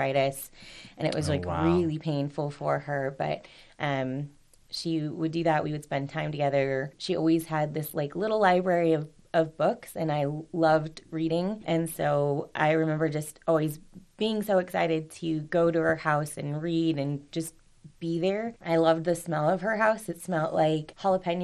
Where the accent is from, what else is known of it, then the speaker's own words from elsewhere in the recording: Rancho Cucamonga, California, United States; also born or lived in Duarte, California / Montecito Heights, Los Angeles, California; that's where I was born, in Duarte, California, and then ended up moving out to Alta Loma, California, which is now Rancho Cucamonga, California